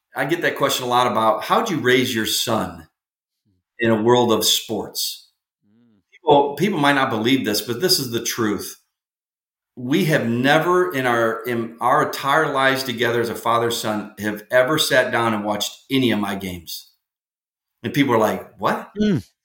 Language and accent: English; Illinois, United States; I'm from Illinois